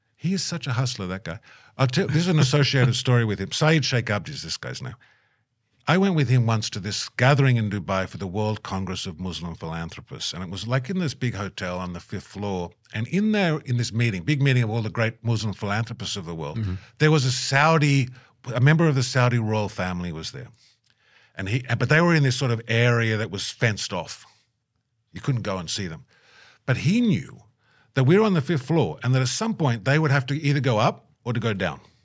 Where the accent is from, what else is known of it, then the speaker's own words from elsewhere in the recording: Australia; moved away as an adult; now in Minnesota, United States; I'm Australian